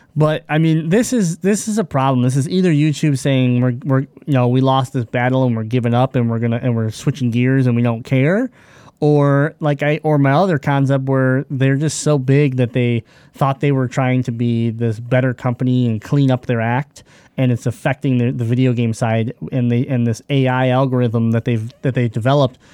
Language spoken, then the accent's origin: English; Michigan, United States; we're from Michigan